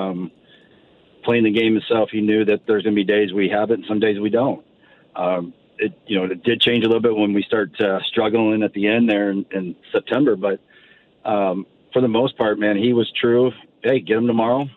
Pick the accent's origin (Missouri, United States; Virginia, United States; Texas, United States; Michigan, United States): Missouri, United States; St. Louis; born or raised there